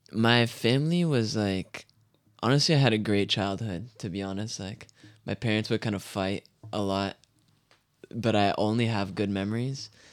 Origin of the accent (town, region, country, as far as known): Canada; born or raised there; also born or lived in France